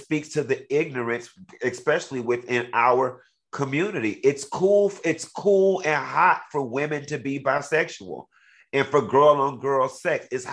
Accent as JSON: {"language": "English", "town": "Miami", "region": "Florida", "country": "United States", "said": "I'm from Miami"}